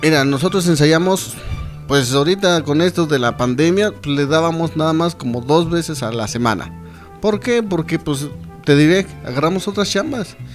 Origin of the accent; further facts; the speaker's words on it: Zacapoaxtla, Puebla, Mexico; somos originarios de Zacapuazla, de la colonia Insurgentes. De ahí, de ahí, nativos de ahí.